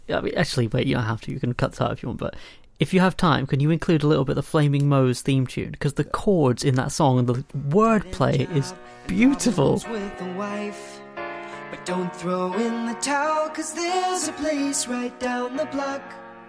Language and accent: English; United Kingdom; So I'm a British young person. Everyone knows Doctor Who.